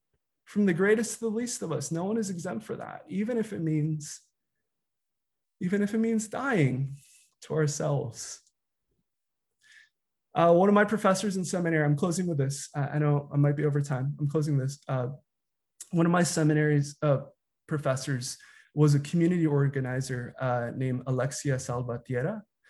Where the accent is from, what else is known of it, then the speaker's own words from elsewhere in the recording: United States; You know, I'm a Filipino American pastor. I've grown up in predominantly white spaces.